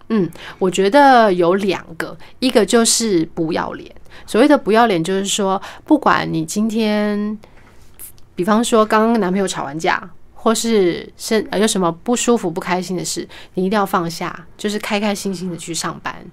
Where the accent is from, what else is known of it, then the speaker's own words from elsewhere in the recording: Kaohsiung, Taiwan; first language Mandarin; 我是高雄人